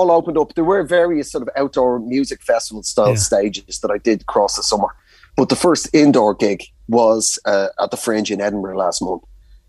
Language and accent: English; Ireland; As an Irish rugby fan, to actually know a former England player and be able to get on there and really stick it to him.